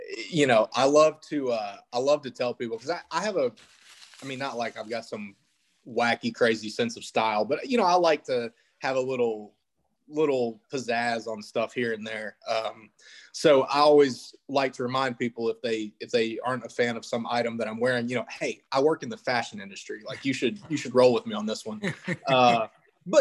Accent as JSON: {"language": "English", "region": "Tennessee", "country": "United States", "tie": "born or raised there", "also_born_or_lived": "Texas / Mississippi", "accent": "deep South", "said": "I grew up in Tennessee, went to school at Ole Miss"}